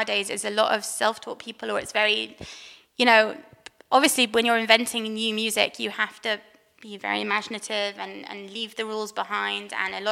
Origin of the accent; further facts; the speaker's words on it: London, United Kingdom; also born or lived in Jerusalem, Israel; now in Efrat, Israel; I grew up in London